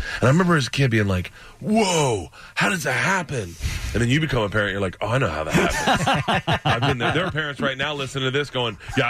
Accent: Tampa, Florida, United States; I was born in Tampa.

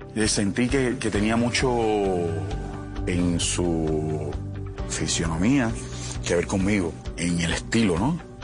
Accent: Cuba; moved away as an adult; also born or lived in Miami / Colombia; mi país, eh, Cuba

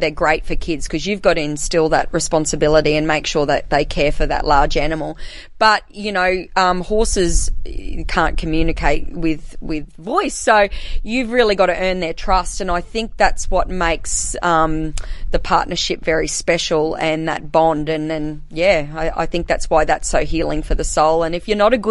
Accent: Blackall, Queensland, Australia; also born or lived in Rockhampton; I grew up here in Blackall, born and bred

